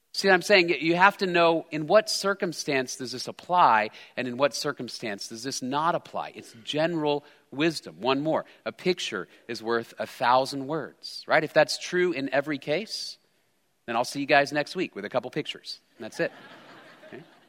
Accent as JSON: {"language": "English", "region": "Texas", "country": "United States", "tie": "born or raised there", "said": "I'm a, I'm a Texan raised by Texans. I grew up in Texas"}